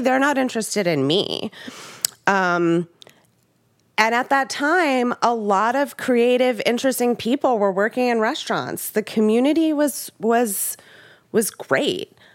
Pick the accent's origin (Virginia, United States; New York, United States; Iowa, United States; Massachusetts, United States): New York, United States; Long Island; I grew up on Long Island